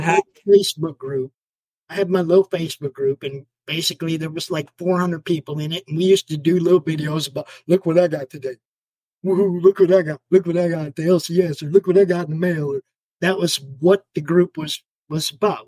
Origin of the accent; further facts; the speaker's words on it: Minneapolis, Minnesota, United States; I was born in Minnesota